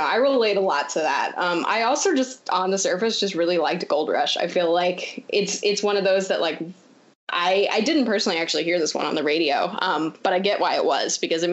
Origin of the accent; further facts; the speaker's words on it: Champaign, Illinois, United States; moved away; I grew up in Champaign most of my life